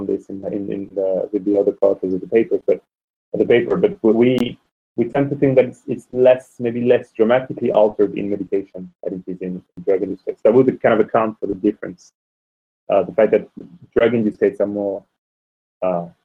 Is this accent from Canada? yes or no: no; France; moved away; also born or lived in Oxford; I'm a man from France who lived in Oxford